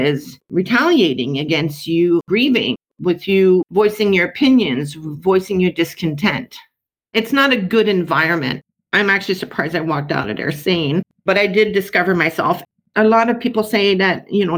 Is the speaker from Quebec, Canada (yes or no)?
yes; South Shore of Montreal, Quebec, Canada; I grew up on the South Shore of Montreal in a middle-class, predominantly white city